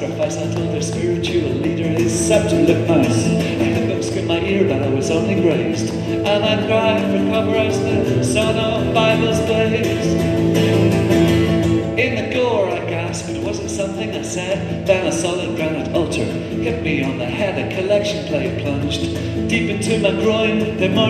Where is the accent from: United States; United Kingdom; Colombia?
United Kingdom; Belfast, Northern Ireland; moved away; also born or lived in Dublin; Growing up in Belfast, I wrote a lot of poetry